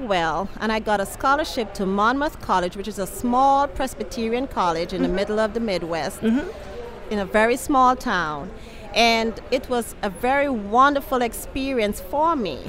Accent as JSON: {"language": "English", "country": "Antigua & Barbuda", "also_born_or_lived": "Chicago, Illinois / New York / Boston", "moved": "yes", "lives_now": "New Orleans, United States", "said": "originally I'm from Antigua in the Caribbean, and I moved here from Chicago"}